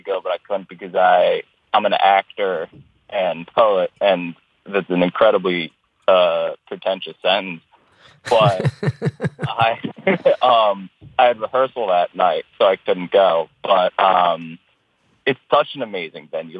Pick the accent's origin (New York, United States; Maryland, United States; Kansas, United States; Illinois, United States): Maryland, United States; Baltimore; I'm born and raised Baltimore, and I love it very much.